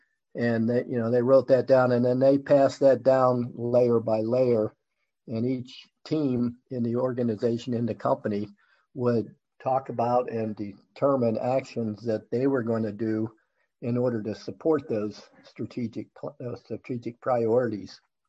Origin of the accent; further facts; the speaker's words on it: Pittsburgh, Pennsylvania, United States; moved away as an adult; also born or lived in Rochester, New York / New Jersey; now in Charlotte, United States; I grew up in Pittsburgh in Mount Lebanon and went to school at Bucknell University, where I met Lynn, my wife. And then we moved to New Jersey and we were there a short time